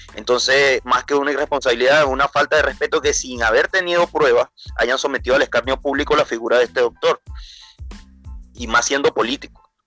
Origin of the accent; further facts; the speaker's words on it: Venezuela; now in Chile; como venezolano, que nosotros sabemos lo que vivimos en Venezuela